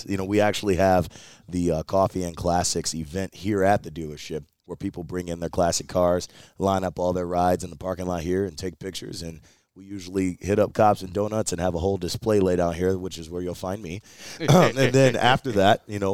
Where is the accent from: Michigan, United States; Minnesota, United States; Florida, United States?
Michigan, United States; Detroit; now in Mount Pleasant, United States; growing up in Detroit